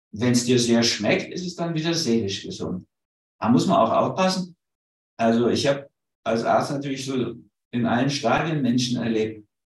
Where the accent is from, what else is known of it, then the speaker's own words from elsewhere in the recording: Berlin, Germany; also born or lived in Hamburg; ich bin ja Berliner, also in Berlin geboren, sondern Mischung aus Hamburg und Berlin.